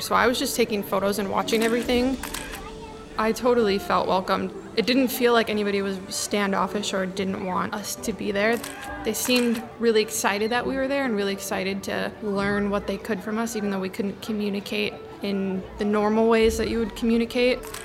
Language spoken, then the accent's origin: English; Milwaukee, Wisconsin, United States; moved away as an adult; I'm from Milwaukee, Wisconsin, and this is my sea story. I grew up on the shores of Lake Michigan